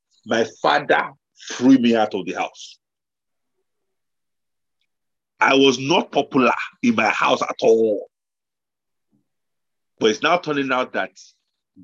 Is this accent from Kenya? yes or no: no; Nigeria; moved away; also born or lived in London, United Kingdom; I came from Nigeria